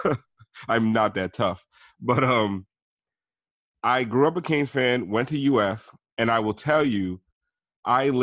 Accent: Miami, Florida, United States; also born or lived in Gainesville; I grew up in Miami

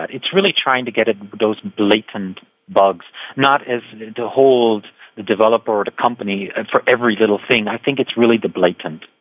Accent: Canada; also born or lived in United States; I, I'm actually really German Canadian, right? Uh, but okay. I grew up in the States and Canada

